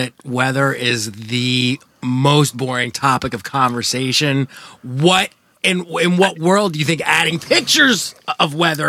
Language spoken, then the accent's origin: English; New England, United States; now in Philadelphia, United States; originally growing up in New England